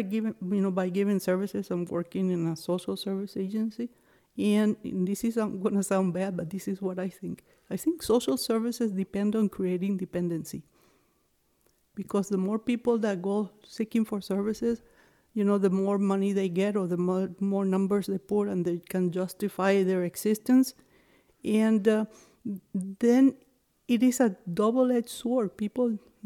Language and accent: English; Venezuela; English is a second language; moved away; also born or lived in New Hampshire; I hear an accent. Where are you from? And I would say, Venezuela